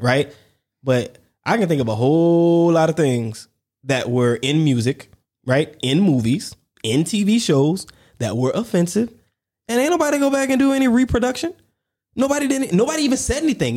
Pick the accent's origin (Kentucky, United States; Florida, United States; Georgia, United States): Georgia, United States; Warner Robins; growing up in Warner Robins, Georgia, I didn't know, I'm a black man, a black kid, a black family